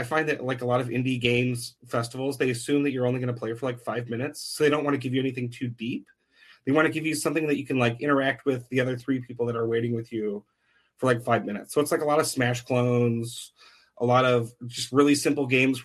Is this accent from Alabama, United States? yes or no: no; Chicago, Illinois, United States; moved away as an adult; also born or lived in Iowa City, Iowa; now in Omaha, United States; So I'm originally from Chicago. Although I grew up out in the suburbs